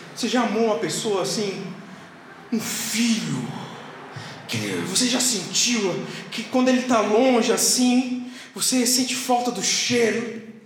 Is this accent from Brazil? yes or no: yes; South Region, Brazil